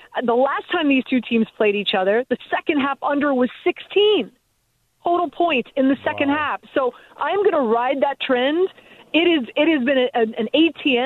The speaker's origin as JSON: {"language": "English", "town": "Miami", "region": "Florida", "country": "United States", "said": "I'm from the 305. Amber knows this. I'm from Miami."}